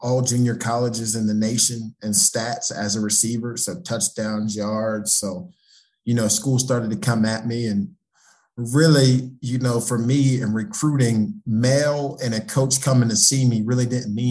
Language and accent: English; Pittsburgh, Pennsylvania, United States; being in a football rich area, you know, we're from Pittsburgh